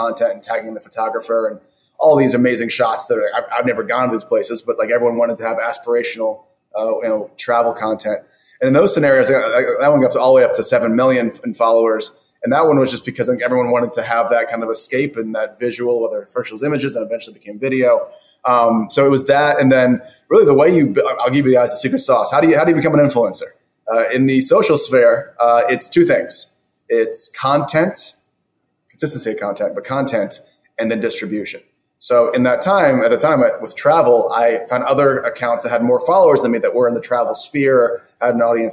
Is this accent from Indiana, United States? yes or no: no; South Florida, United States; moved away as an adult; now in Los Angeles, United States; I was from South Florida originally